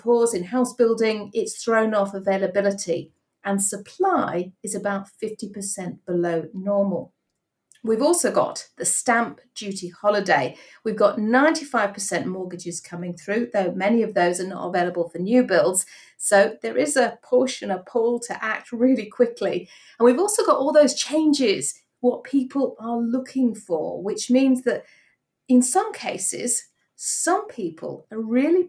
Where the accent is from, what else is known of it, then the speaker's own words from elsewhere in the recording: Yorkshire and the Humber, United Kingdom; I'm a Yorkshire girl, so I know its charms, definitely